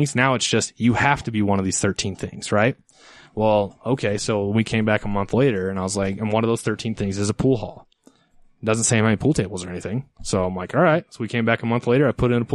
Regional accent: Ogden, Utah, United States; I'm from Ogden. My first store is in Ogden.

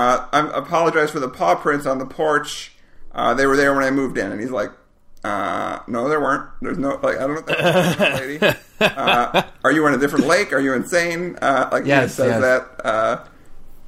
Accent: Madison, Wisconsin, United States; Madison, Wisconsin, which is my hometown

